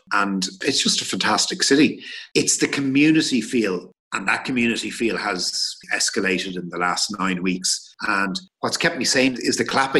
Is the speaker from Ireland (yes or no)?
yes; Dublin, Leinster, Ireland; moved away as an adult; now in Madrid, Spain; I'm originally from Dublin. I'm in Madrid since 2006.